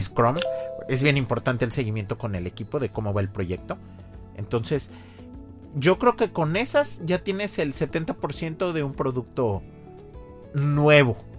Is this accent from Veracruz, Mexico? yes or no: yes; Xalapa, Veracruz, Mexico; moved away; Yo, soy de Jalapa